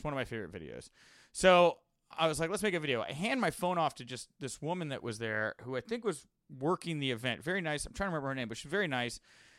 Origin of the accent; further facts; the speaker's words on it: Houston, Texas, United States; And I'm a kid from Houston. I used to go to all the shows at the Houston Summit